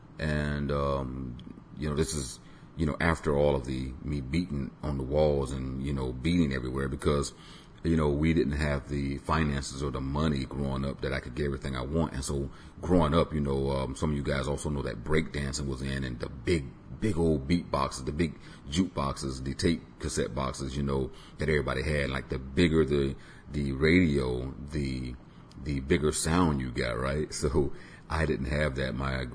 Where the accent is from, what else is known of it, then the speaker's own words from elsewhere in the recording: Tampa, Florida, United States; I was born on Davis Island, which is within Tampa, Florida. And I grew up basically constantly listening to music